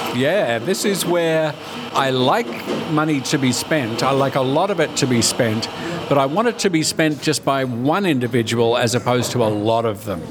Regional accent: Australia; we're Australian

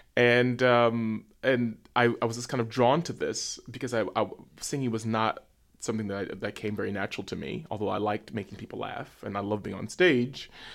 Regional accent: New York City, New York, United States; I'm from Harlem, New York

